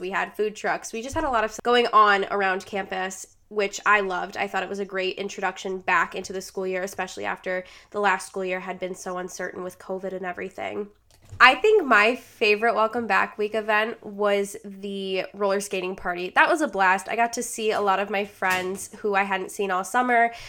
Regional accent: Rochester, New York, United States; also born or lived in Buffalo, New York; originally, I am from Rochester, New York.

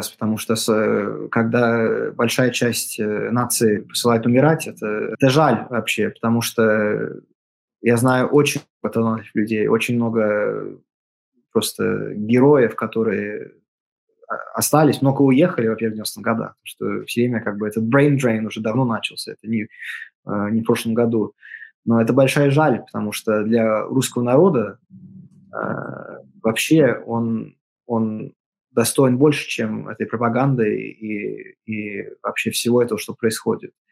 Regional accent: Russia; also born or lived in Latvia; я из э, России, у меня, и даже если я родился в Латвии, у меня в паспорте написано Russia, born in Russia.

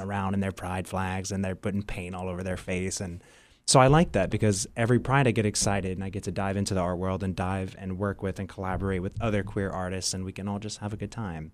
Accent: New Iberia, Louisiana, United States; growing up in New Iberia and just in the South in general

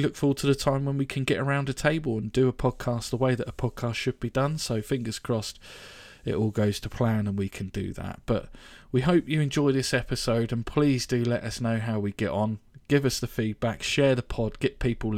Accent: Reading, South East England, United Kingdom; also born or lived in West London; I lived in Reading pretty much all my life, so... I consider myself a Redinensian

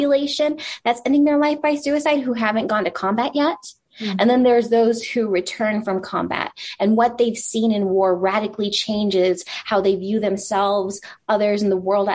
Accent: El Paso, Texas, United States; I want the stable life to raise my son with my husband in my hometown of El Paso

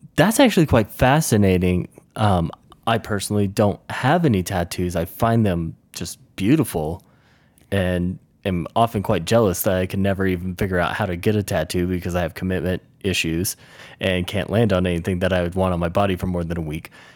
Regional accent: the South, United States; now in Mountain West, United States; I grew up in the South for the most part, and I've lived around the U S, and now I find myself in, uh, the Mountain West

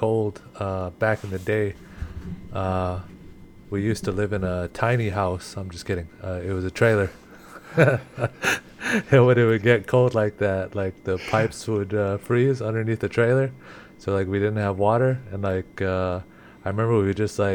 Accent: Eagle Butte, South Dakota, United States; I'm O'o Henumpa Lakota, grew up in Eagle Butte

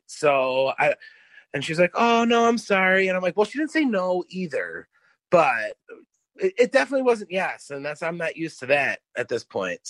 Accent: East Coast, United States; I grew up on the East Coast

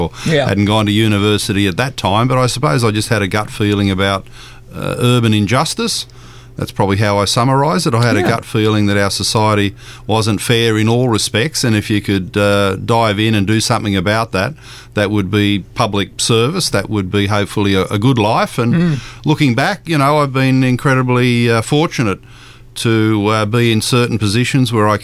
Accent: Sydney, New South Wales, Australia; I grew up in Green Valley

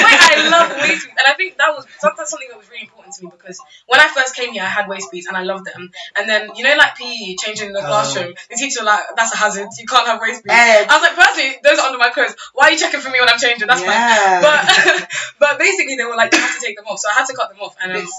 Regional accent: Ghana; There's Ghanaian stuff I love to tell people about. I literally grew up on Ghanaian hip life

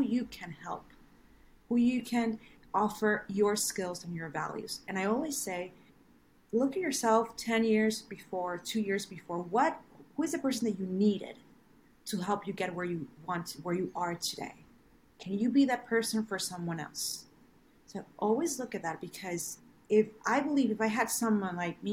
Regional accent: Venezuela; English is a second language; moved away as an adult; I wasn't born in this country. I was born in Venezuela. So I arrived here 12 years ago.

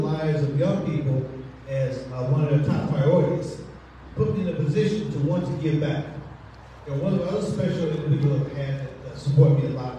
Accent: Dayton, Ohio, United States; also born or lived in Clinton, Alabama; I was born in Clinton, Alabama. My parents moved to Dayton when I was 2 months old.

